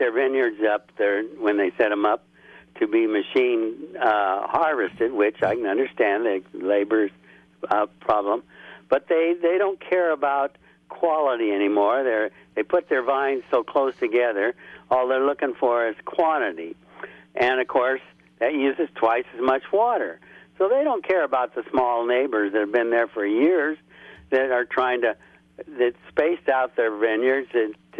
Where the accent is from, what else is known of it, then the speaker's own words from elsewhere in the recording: Southern California, United States; I grew up in Southern California